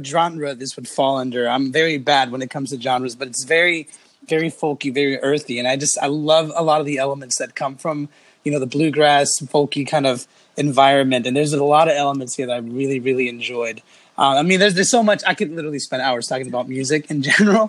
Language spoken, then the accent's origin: English; Los Angeles, California, United States; I grew up in the West Coast, where I pretty much stayed